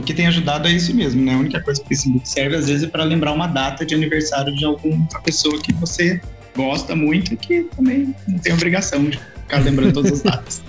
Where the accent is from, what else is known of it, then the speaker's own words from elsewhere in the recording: Mogi Guaçu, São Paulo, Brazil; sou de Mogi Guaçu